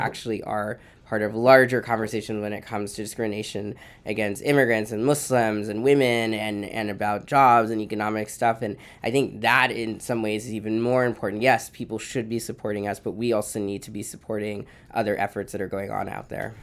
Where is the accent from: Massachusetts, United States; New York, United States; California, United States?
Massachusetts, United States; outside of Boston; also born or lived in Honduras; I was raised outside of Boston